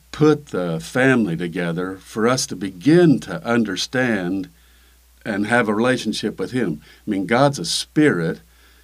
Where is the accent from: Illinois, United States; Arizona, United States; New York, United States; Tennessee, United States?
Illinois, United States; We grew up in Illinois